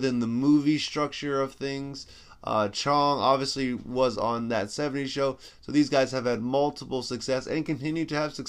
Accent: Canada; I am also Canadian and half Latin

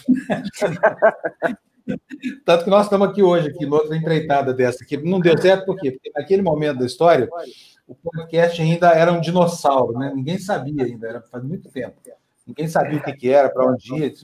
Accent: Uberlândia, Minas Gerais, Brazil; moved away; minha cidade natal, que é Uberlândia

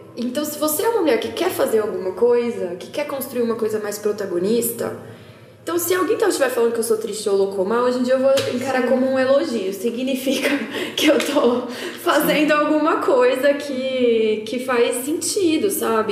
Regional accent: interior of São Paulo, Brazil; accent: caipira R (rhotic R of interior São Paulo); eu sou do interior de São Paulo, né? Eu puxo bastante o R

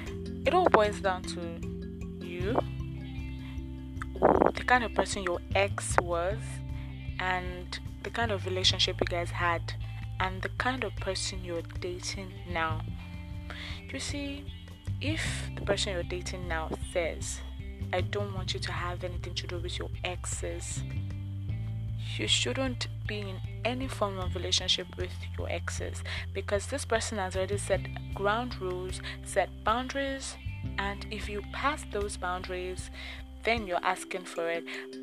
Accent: Nigeria; living as a Nigerian

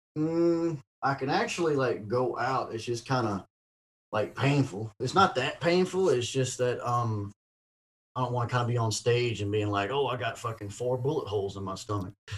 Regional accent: Ocean Springs, Mississippi, United States; moved away as an adult; also born or lived in Vancleave, Mississippi / Los Angeles, California; right here in my hometown of Ocean Springs.

